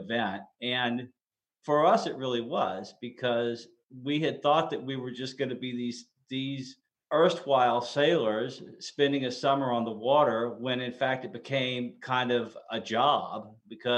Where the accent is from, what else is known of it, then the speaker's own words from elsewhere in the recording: Dallas, Texas, United States; moved away as an adult; Dallas is my hometown